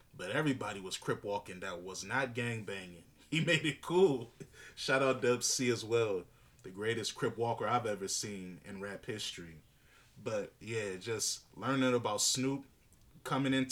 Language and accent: English; Northern Virginia, United States; I'm from Northern Virginia. I grew up with a lot of people that act like they from D.C.